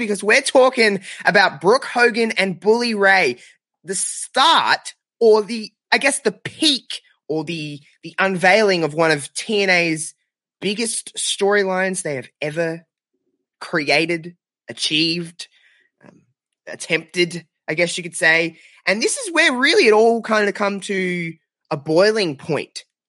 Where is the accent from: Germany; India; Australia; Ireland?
Australia; If anyone didn't know by my my very slight accent, I'm from Australia.